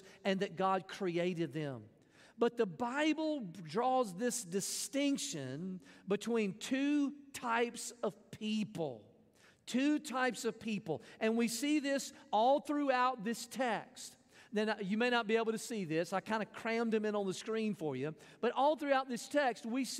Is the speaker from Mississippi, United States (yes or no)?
yes; Mississippi, United States; I grew up in Mississippi